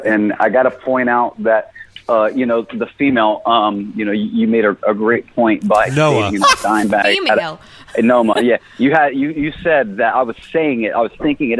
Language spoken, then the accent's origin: English; Austin, Texas, United States; Austin, Texas.